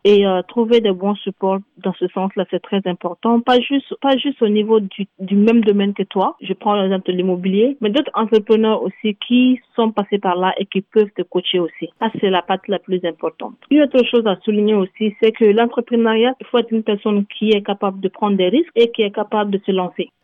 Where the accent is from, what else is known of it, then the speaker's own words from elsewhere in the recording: Mali; moved away as an adult; also born or lived in Toronto, Canada; now in Canada; je suis originaire du Mali, je suis au Canada ça fait presque deux ans